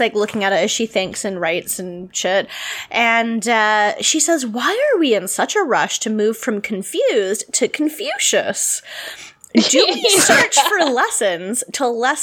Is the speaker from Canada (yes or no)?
yes; Canada; we had Much Music here